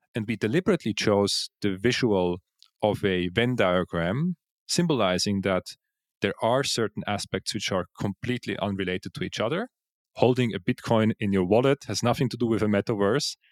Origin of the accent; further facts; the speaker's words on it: Switzerland; moved away as an adult; also born or lived in Zug, Switzerland; now in Vienna, Austria; So I was born in Switzerland. Uh, I was actually born in the crypto valley of Zug, yeah.